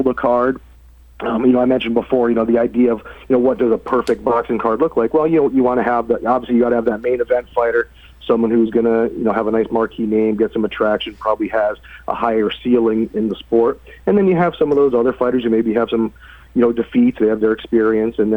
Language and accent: English; Connecticut, United States; moved away; I'm from Connecticut.